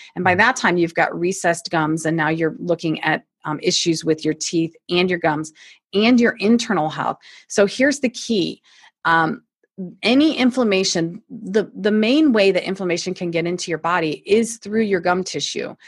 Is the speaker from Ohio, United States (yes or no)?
yes; Toledo, Ohio, United States; now in Akron, United States; Born and raised in Toledo, Ohio, so not too far from here